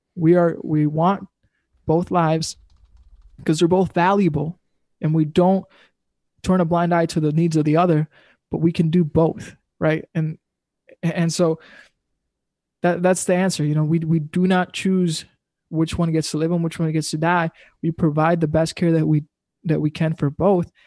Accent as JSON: {"language": "English", "region": "Wisconsin", "country": "United States", "said": "We're from Wisconsin"}